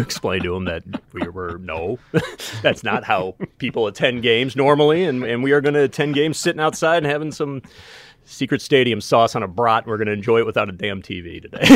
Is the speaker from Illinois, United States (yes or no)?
yes; Winnetka, Illinois, United States; growing up in Winnetka. I remember attending Hubbard Woods School